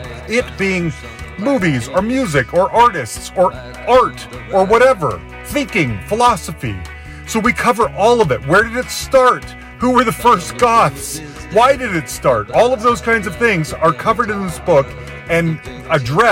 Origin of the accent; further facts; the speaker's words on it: Salt Lake City, Utah, United States; now in Denver, United States; I'm originally from Salt Lake City